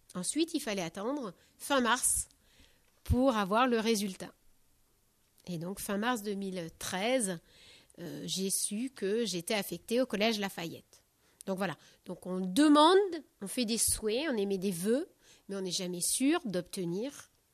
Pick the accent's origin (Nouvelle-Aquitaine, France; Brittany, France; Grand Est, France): Nouvelle-Aquitaine, France; Charente-Maritime; moved away; also born or lived in Deux-Sèvres; je suis originaire de Charente-Maritime